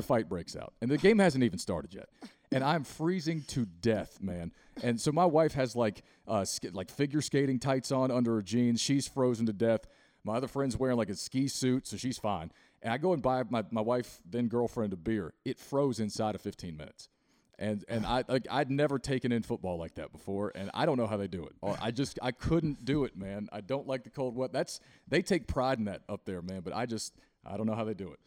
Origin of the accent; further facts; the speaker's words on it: Southwest Virginia, United States; now in Charlotte, United States; I grew up in the mountains in South West Virginia